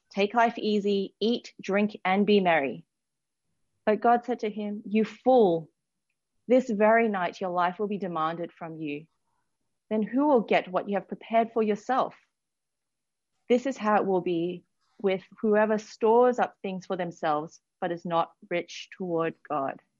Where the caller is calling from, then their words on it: Sydney, New South Wales, Australia; I work for City Bible Forum and I'm dialing in from Sydney.